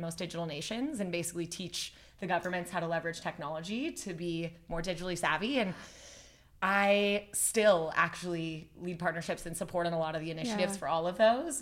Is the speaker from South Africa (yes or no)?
no; Calgary, Alberta, Canada; I grew up in Calgary